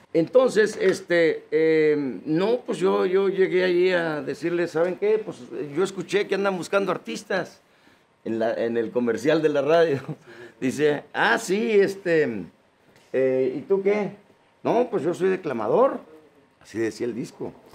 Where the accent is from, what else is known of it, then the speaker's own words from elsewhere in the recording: Yuriria, Guanajuato, Mexico; moved away; also born or lived in United States; yo soy del Rancho Zapotitos, municipio de Yuriria, Guanajuato. Fui niño campesino. Yo de los 6 a los 11 años anduve sembrando la tierra.